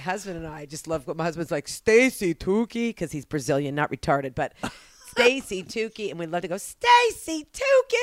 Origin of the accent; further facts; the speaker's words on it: Oklahoma, United States; Growing up in Oklahoma